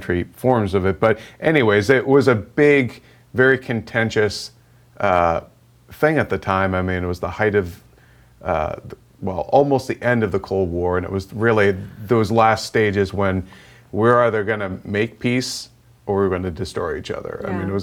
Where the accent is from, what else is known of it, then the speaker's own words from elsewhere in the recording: Boston, Massachusetts, United States; I'm from Boston.